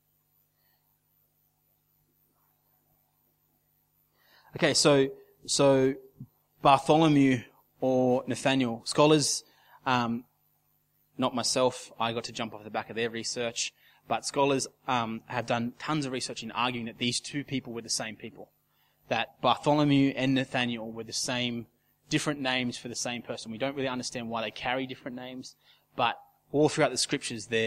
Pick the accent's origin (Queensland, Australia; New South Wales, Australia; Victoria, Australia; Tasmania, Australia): New South Wales, Australia; Casino; can anything good come out of a casino? That's my hometown